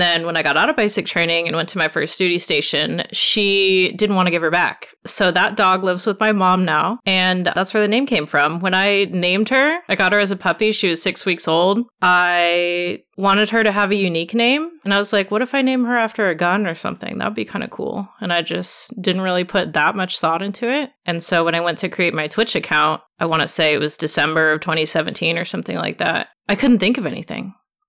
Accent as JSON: {"language": "English", "town": "Seattle", "region": "Washington", "country": "United States", "tie": "born or raised there", "said": "I'm from Seattle originally. I was born there. We moved a lot when I was a kid. My dad had a job that moved us around a lot, so that was brutal. And we ended up back in Washington and right outside Seattle, graduated high school there"}